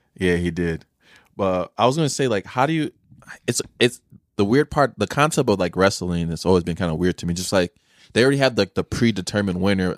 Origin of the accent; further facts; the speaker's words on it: Chicago, Illinois, United States; I grew up in Chicago, so it's, like, concrete everywhere